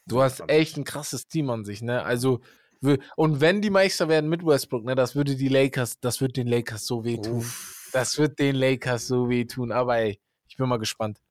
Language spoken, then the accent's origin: German; Hamburg, Germany; now in Siegerland, Germany; ich komme aus Hamburg